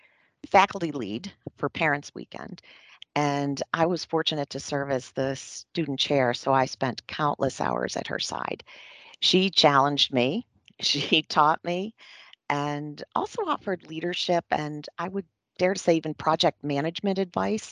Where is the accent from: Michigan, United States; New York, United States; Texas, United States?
New York, United States; Western; I grew up in Western New York